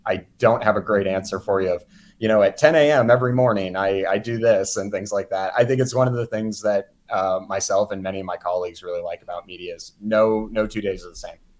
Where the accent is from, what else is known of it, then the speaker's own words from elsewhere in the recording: Houston, Texas, United States; also born or lived in Mississippi; now in Kansas City, United States; originally, I'm from the Houston area.